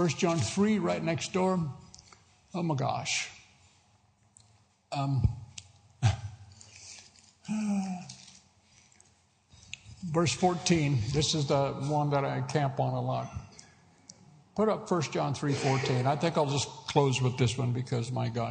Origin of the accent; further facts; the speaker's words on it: United States; moved away; I am an American citizen